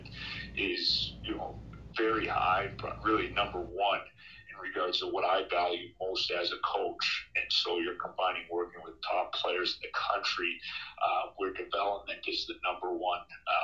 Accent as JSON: {"language": "English", "town": "Boston", "region": "Massachusetts", "country": "United States", "said": "I'm from the Boston area"}